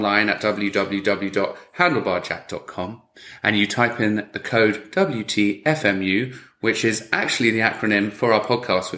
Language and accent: English; England, United Kingdom; I'm English